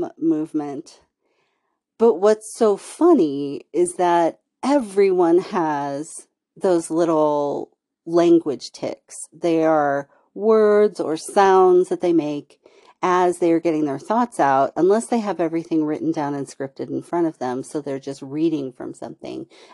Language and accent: English; California, United States; accent: Valley Girl; I grew up in California